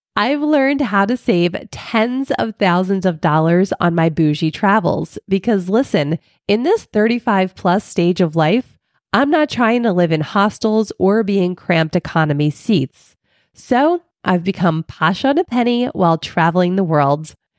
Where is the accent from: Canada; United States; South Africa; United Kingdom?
United States; Philadelphia, Pennsylvania; moved away; I'm originally from Philly